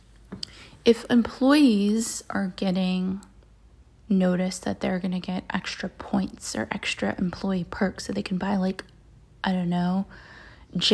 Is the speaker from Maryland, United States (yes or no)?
yes; Maryland, United States; I grew up in Maryland, which is fairly conservative